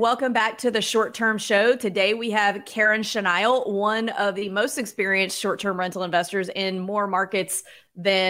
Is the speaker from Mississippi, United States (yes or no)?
yes; Mississippi, United States; Biloxi, Mississippi, I'm from Mississippi.